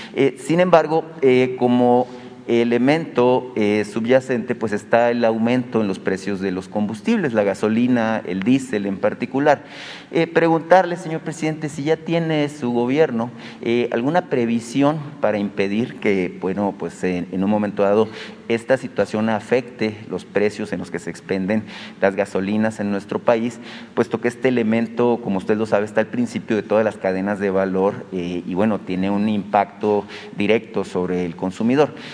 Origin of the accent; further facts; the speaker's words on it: Hermosillo, Sonora, Mexico; yo soy de Hermosillo